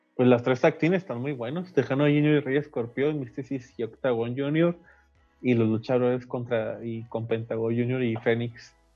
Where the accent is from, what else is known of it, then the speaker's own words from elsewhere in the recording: Mexico; aquí en nuestro, en nuestro México